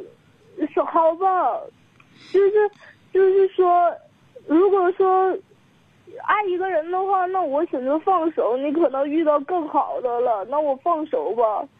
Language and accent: Chinese; Liaoning, China; 呃，辽宁的。